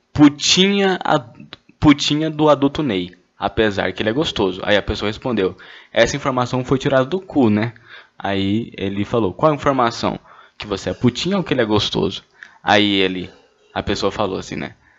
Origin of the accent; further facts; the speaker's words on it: Goiânia, Goiás, Brazil; eu sou de Goiânia